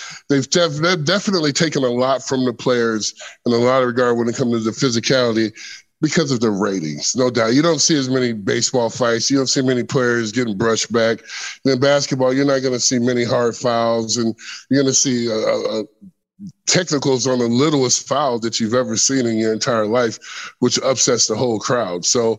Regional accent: Indiana, United States; Larry Bird is my idol. I grew up in Indiana, not too far from Larry Bird.

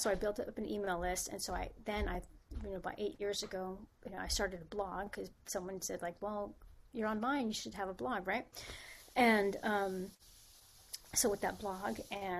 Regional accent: San Francisco, California, United States; moved away as an adult; also born or lived in Spain; now in Los Angeles, United States; I was born and raised in San Francisco, and that's where I started.

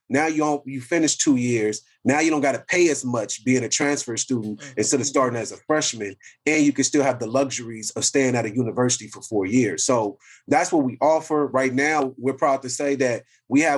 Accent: Compton, California, United States; I'm born from Compton

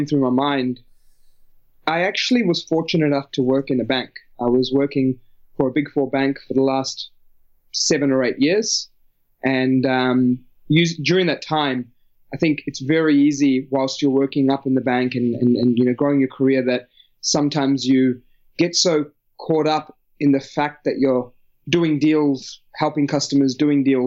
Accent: New Zealand; moved away as an adult; now in Australia; I obviously born and brought up in New Zealand, lived there for the first 18 years of my life

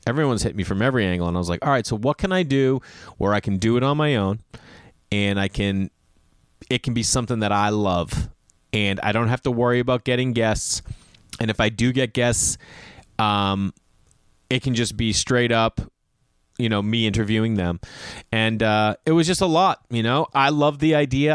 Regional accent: Boston, Massachusetts, United States; moved away; also born or lived in New York / Los Angeles; I grew up in Boston

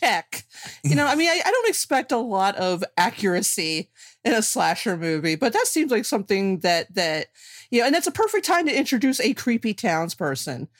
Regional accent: New Jersey, United States; I'm from New Jersey

